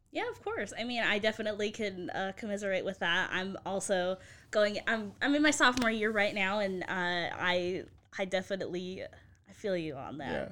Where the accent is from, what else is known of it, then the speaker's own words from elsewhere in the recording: Nevada, United States; now in Waco, United States; I grew up in Nevada